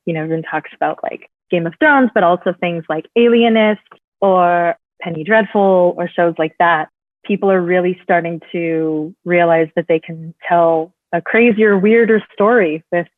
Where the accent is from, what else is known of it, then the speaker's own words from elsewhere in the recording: Bay Area, California, United States; I'm from the Bay Area